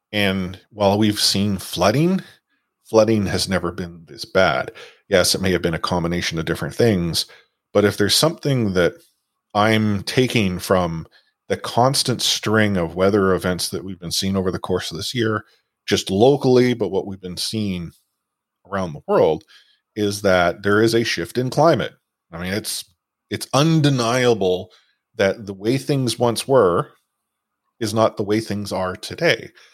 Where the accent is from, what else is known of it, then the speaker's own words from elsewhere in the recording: Vancouver, British Columbia, Canada; I'm from Vancouver